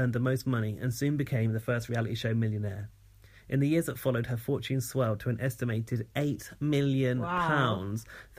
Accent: East of England, United Kingdom; Because I come from East Anglia. Yeah. East Anglia.

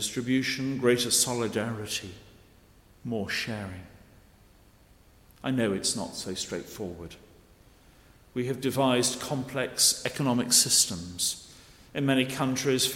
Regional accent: Cheshire, North West England, United Kingdom; now in Guernsey; Growing up in Cheshire, the main holiday destination was North Wales

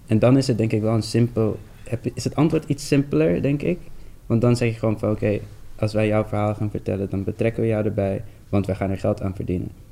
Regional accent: Amsterdam, North Holland, Netherlands; ik ben een Surinaamse jongen uit de Bijlmer

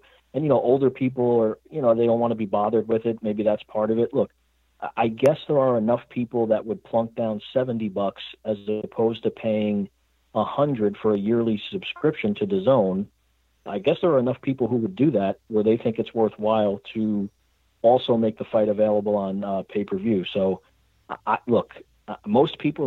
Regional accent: Northern New Jersey, United States; I'm from Northern New Jersey, as is Steve

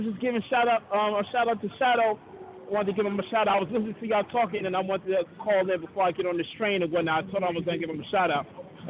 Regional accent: New York City, New York, United States; I'm from the Bronx. Yeah, from the BX, from the Mecca.

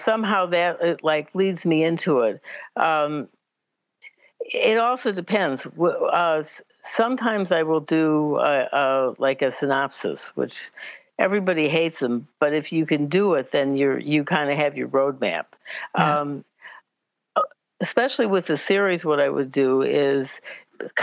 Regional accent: Chicago, Illinois, United States; I grew up in Chicago

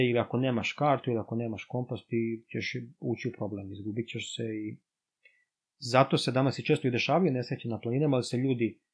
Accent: Serbia; kod nas u Srbiji

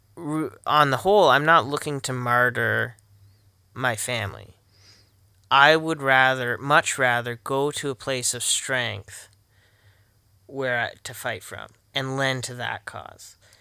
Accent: Canada

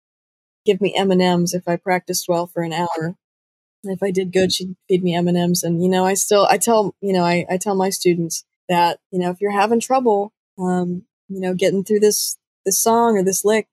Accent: Pigeon Forge, Tennessee, United States; also born or lived in Huntsville, Alabama; I am from Pigeon Forge, Tennessee. I was originally born in Huntsville, Alabama, but we moved up here when I was about 4, so all the memories I really have of growing up are, you know, in the hills of Tennessee.

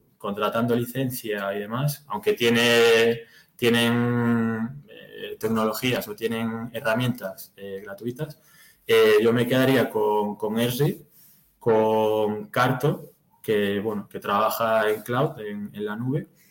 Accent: Galicia, Spain; moved away as an adult; now in Madrid, Spain; soy de Galicia, pero bueno, estoy, estoy por Madrid. Ya llevo un par de añitos por

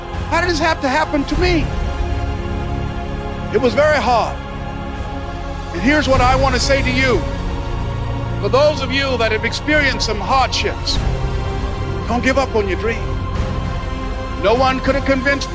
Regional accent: Miami, Florida, United States; born or raised there

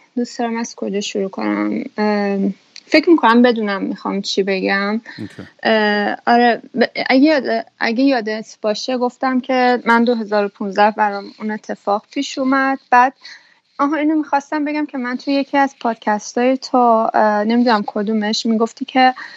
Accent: Iran; moved away as an adult; now in Belgium; اون موقع که از ایران زدم بیرون

